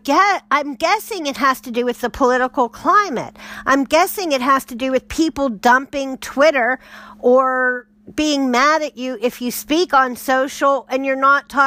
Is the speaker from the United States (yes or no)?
yes; United States; speaking as an American, you know, right now, that would be my bias and my background and upbringing